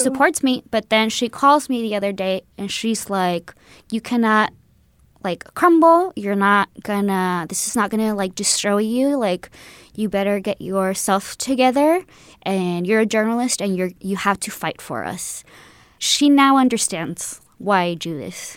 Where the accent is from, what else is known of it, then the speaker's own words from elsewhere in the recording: El Paso, Texas, United States; also born or lived in Ciudad Juárez, Mexico; now in San Francisco Bay Area, United States; I am half from Juarez and half from El Paso. I just like to say the border. I'm from the border